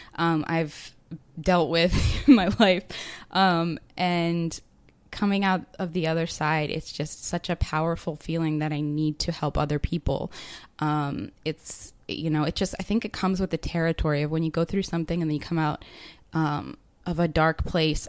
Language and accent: English; Baltimore, Maryland, United States; moved away as an adult; now in Chiang Mai, Thailand; I'm from Baltimore, Maryland, so on um, the East Coast, and I moved here about two months ago